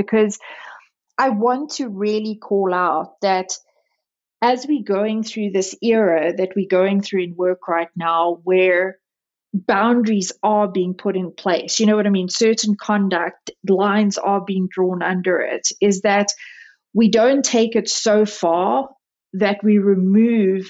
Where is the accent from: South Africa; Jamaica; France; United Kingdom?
South Africa; now in United States; I was born and raised in South Africa.